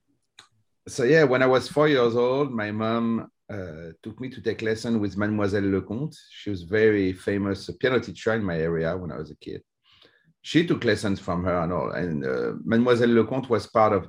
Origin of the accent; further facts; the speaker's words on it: near Fontainebleau, Île-de-France, France; accent: French; English is a second language; also born or lived in Paris; I was born in Paris and raised near Fontainebleau